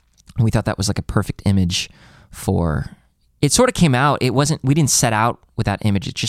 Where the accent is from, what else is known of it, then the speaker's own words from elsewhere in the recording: Chicago, Illinois, United States; I'm from Chicago.